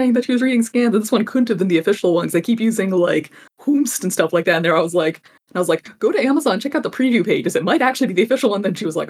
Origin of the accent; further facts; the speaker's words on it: United States; that's why we're American.